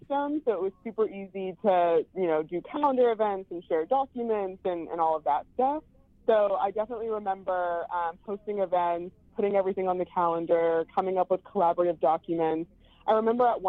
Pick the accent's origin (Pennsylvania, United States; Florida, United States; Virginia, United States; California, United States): California, United States; Long Beach; also born or lived in New York City; now in San Francisco, United States; I'm originally from Long Beach, California